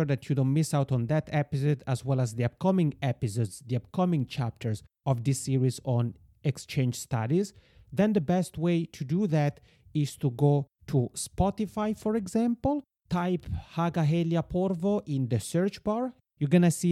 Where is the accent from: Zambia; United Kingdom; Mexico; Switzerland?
Switzerland; moved away as an adult; now in Finland; I'm originally from Switzerland and I did my bachelor studies there and then my master's studies in Finland